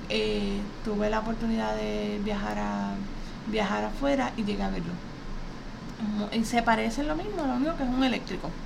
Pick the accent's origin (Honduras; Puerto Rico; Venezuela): Puerto Rico; nosotros aquí en Puerto Rico